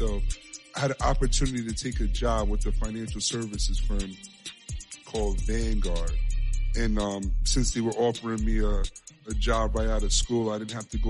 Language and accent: English; New York City, New York, United States; I was born and raised in the Bronx, New York. You know, a little place called Co-op City, Section 5.